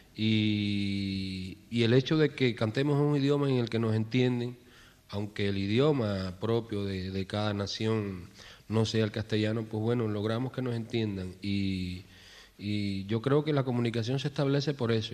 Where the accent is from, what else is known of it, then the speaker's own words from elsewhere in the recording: Cuba; todos somos profesionales como puede ser cualquier profesional en nuestro país